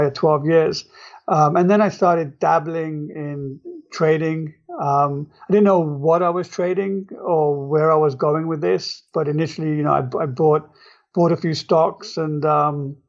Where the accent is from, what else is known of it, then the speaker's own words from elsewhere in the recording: England, United Kingdom; moved away as an adult; now in New York, United States; I grew up in England, and I was at the University of London